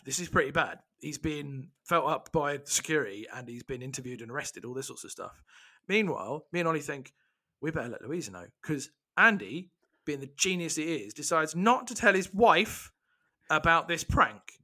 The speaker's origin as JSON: {"language": "English", "region": "England", "country": "United Kingdom", "said": "I'm English, I'm British"}